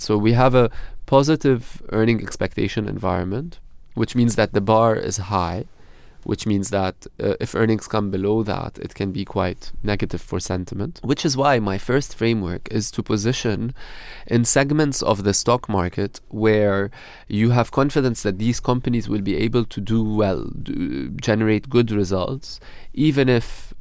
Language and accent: English; Beirut, Beirut Governorate, Lebanon; moved away as an adult; now in London, United Kingdom; I'm originally from Beirut in Lebanon. Okay. Um, it's where I grew up